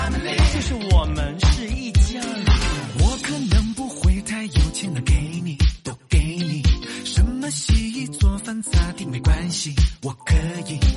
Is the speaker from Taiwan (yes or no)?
no; China; 好吧，我是个中国人。